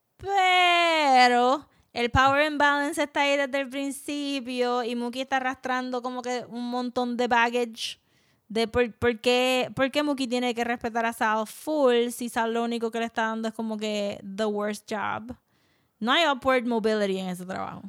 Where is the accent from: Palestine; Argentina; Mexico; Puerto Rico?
Puerto Rico